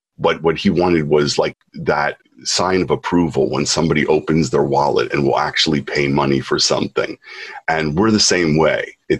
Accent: Philadelphia, Pennsylvania, United States; born or raised there; now in Japan

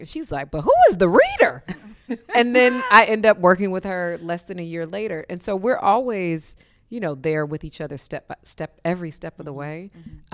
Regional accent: Detroit, Michigan, United States; moved away; growing up in Detroit

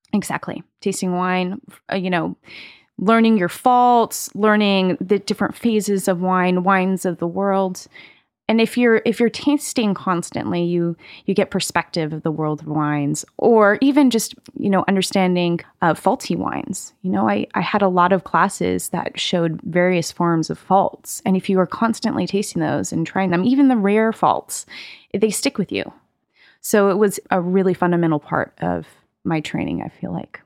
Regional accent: Carmel, California, United States; I grew up in, in California, actually. Um, grew up in, uh, a, a town called Carmel.

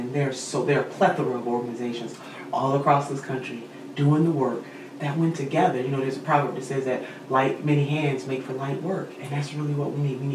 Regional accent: Cleveland, Ohio, United States; my hometown of Cleveland

